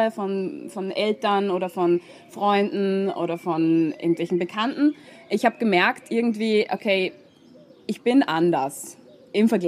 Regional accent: Austria; moved away; ähm, ich komme ursprünglich aus Österreich, habe ähm, dort dann studiert, Biologie

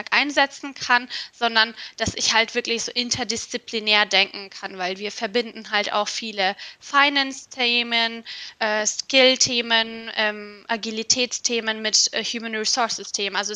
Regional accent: Istanbul, Turkey; now in Germany; Ich komme auch aus Istanbul, bin dort mhm. geboren und aufgewachsen. Und ähm, 2010 bin ich dann nach Deutschland gekommen und tatsächlich auch alleine erstmal.

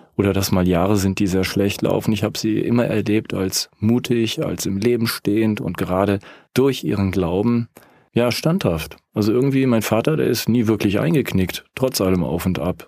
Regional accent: Rhineland, Germany; now in Lake Constance, Germany; Ich bin Rheinländer und wohne jetzt am Bodensee.

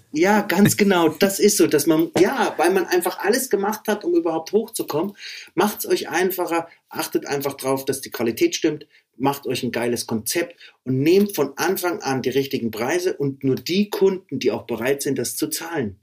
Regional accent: Meiningen, Thuringia, Germany; moved away as an adult; now in Erfurt, Germany; ich komme eigentlich aus Meiningen, ne? Ja, genau. Das ist mein, das ist mein Geburtsort

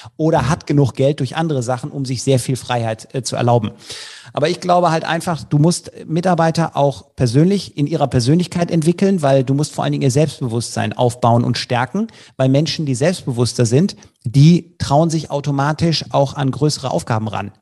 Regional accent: Leverkusen, North Rhine-Westphalia, Germany; ich komme ja aus Leverkusen

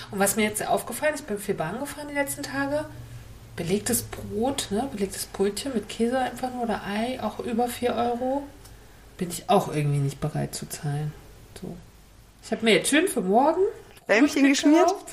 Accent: Northern Germany, Germany; Norddeutsch das ist auch irgendwie meine Heimat und es verbindet mich

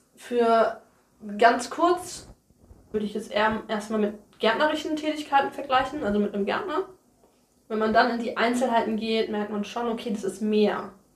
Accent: near Mainz, Rhineland-Palatinate, Germany; moved away as an adult; now in Niebüll, Germany; Ich komme aus der Nähe von Mainz, das ist in Rheinland-Pfalz

